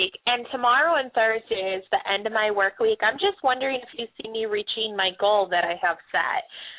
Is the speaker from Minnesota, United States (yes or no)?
yes; Minnesota, United States; I'm actually traveling right now, so I'm not in Minnesota, but I'm from Minnesota.